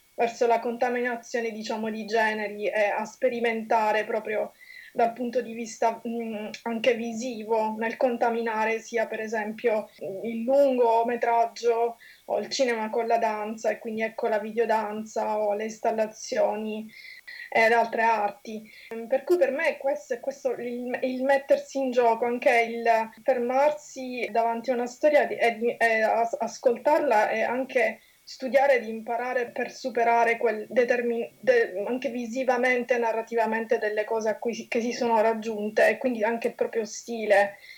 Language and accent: Italian; Sicily, Italy; accent: Sicilian; moved away as an adult; now in London, United Kingdom; come si può sentire anche dal mio accento, sono di origini siciliane